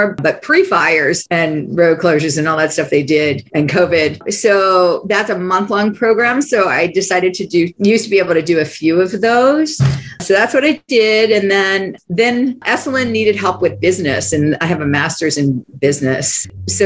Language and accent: English; Maryland, United States; moved away as an adult; also born or lived in Bronx, New York / Baltimore; I grew up in a small town in Maryland where my aunt lived up the street